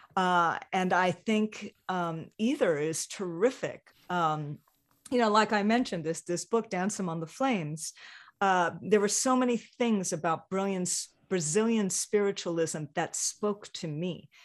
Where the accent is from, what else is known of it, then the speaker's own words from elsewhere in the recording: Hawaii, United States; moved away; growing up in Hawaii